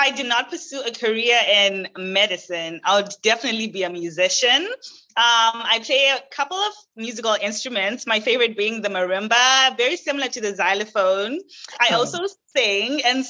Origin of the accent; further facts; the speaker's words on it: Zimbabwe; moved away as an adult; also born or lived in Canada / Caribbean; now in United States; I am actually Zimbabwean. I was born and raised in Zimbabwe, and I moved to Canada at the age of 19 just to pursue better educational opportunities.